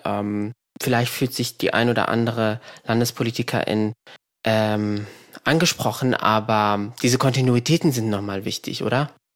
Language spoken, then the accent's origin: German; Frankfurt, Hesse, Germany; moved away; ich bin in Frankfurt geboren